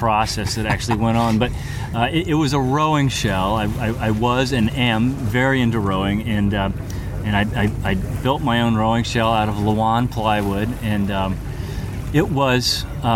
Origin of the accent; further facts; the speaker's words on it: Aiken, South Carolina, United States; I grew up in Aiken, South Carolina, far inland